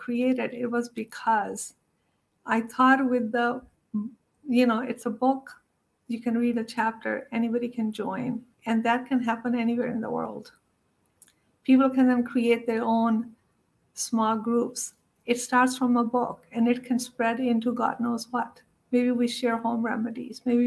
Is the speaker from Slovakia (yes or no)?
no; India; moved away; I grew up in India